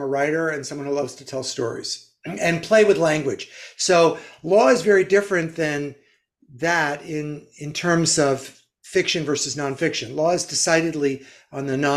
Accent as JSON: {"language": "English", "region": "Northeast", "country": "United States", "said": "I'm from the Northeast"}